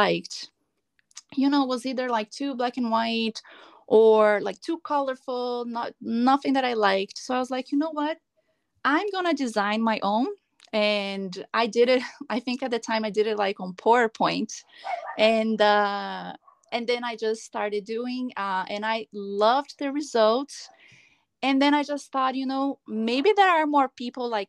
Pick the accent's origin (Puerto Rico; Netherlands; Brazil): Brazil; moved away as an adult; also born or lived in Los Angeles, California, United States; now in Palm Desert, United States; I'm originally from Brazil, but I've been living in California for the past 8 years. I live now in Palm Desert